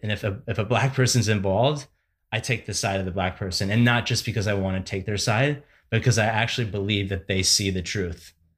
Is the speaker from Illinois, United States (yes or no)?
yes; Barrington, Illinois, United States; moved away; in Barrington, the town I grew up